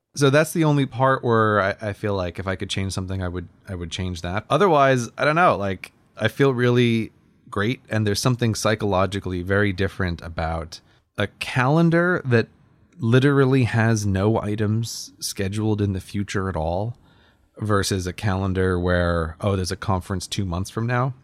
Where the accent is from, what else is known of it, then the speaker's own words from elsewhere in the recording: United States; now in United Kingdom; I'm American